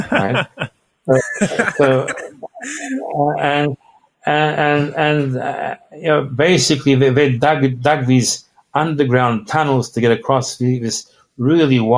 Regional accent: Australia; and, I'm telling him I'm from Australia.

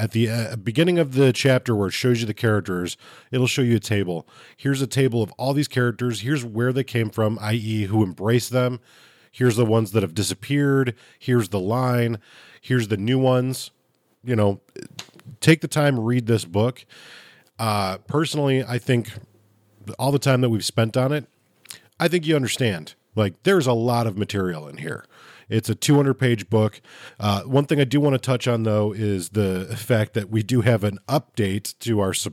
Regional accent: Chicago, Illinois, United States; I'm from Chicago

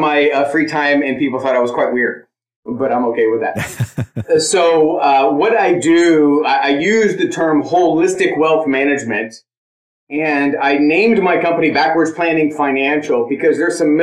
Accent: San Diego, California, United States; moved away; I grew up in South San Diego

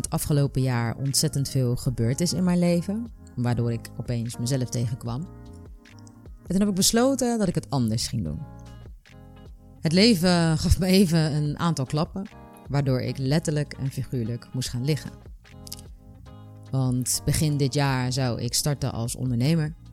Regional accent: Rotterdam, South Holland, Netherlands; ik ben 31 jaar en ik kom uit Rotterdam.

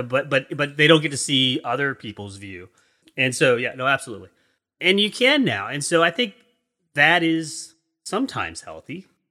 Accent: East Coast, United States; also born or lived in England; I'm an American in, on the East Coast, United States. I've, I lived in England for three years when I was younger

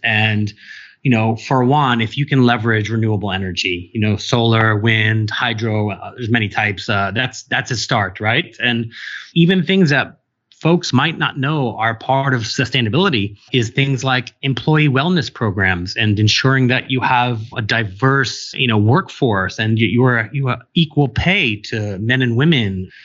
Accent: New York City, New York, United States; I'm from New York City

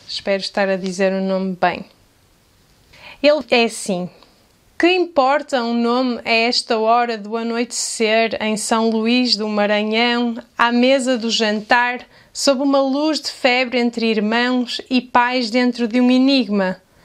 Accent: Portugal; accent: European Portuguese; com o meu sotaque em português de Portugal

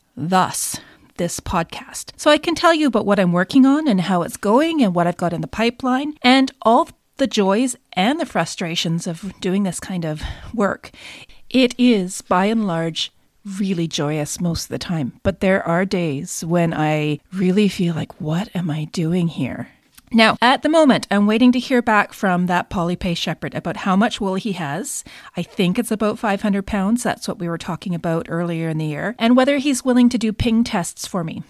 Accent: Canada; I'm also Canadian

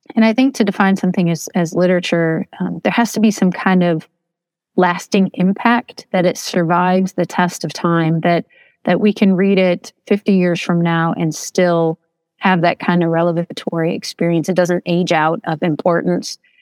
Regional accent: Toledo, Ohio, United States; now in Leslie County, Kentucky, United States; I'm originally from Toledo, Ohio, right there at the Michigan border. Um, so I'm not an Appalachian by birth

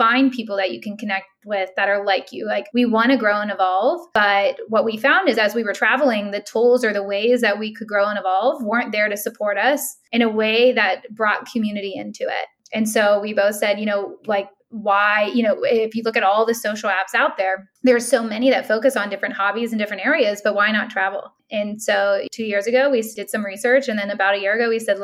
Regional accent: Pittsburgh, Pennsylvania, United States; moved away; also born or lived in New York; I'm from Pittsburgh in a small town

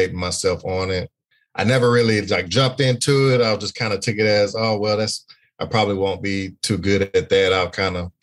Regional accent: Beaumont, Texas, United States; I'm from Beaumont, Texas.

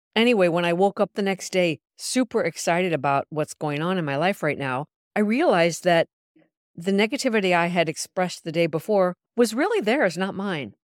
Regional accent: Milan, Lombardy, Italy; moved away as an adult; now in New York, United States; Milan, Italy, my hometown of almost twenty years

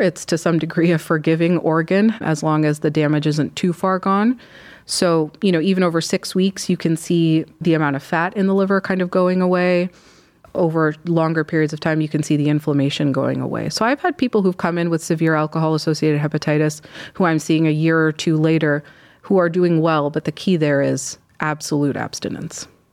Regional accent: Michigan, United States; moved away as an adult; also born or lived in Chicago; now in Cleveland, United States; I'm from Michigan

